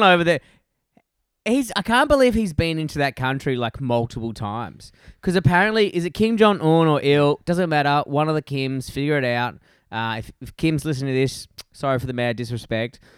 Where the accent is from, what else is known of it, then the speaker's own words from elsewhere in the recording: Perth, Western Australia, Australia; my hometown from Perth